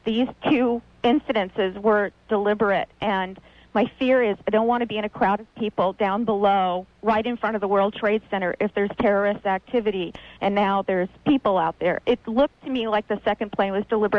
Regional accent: California, United States; I'm from California

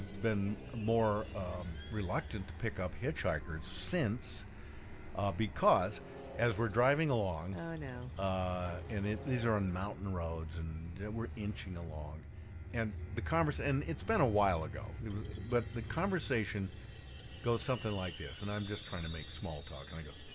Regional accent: Central Oregon, United States; moved away; I was coming from Portland to my hometown in Central Oregon

